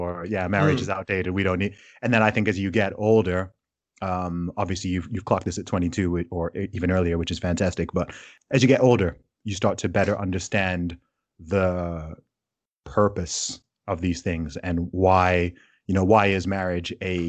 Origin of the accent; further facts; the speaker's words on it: Saudi Arabia; also born or lived in United Kingdom; so I obviously I am British, despite my accent not giving it away. So I was born in the UK. However, my family is originally from Nigeria.